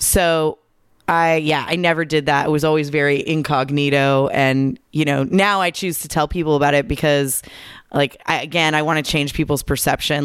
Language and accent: English; Southern California, United States; I grew up here in Southern California.